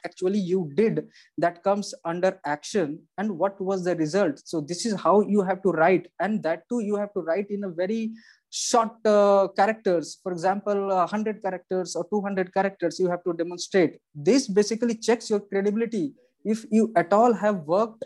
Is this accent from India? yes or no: yes; India; being as an Indian, we know English